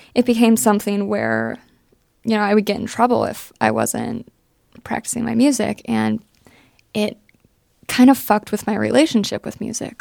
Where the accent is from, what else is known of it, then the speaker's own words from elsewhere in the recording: Johnstown, Pennsylvania, United States; I'm from Johnstown, Pennsylvania.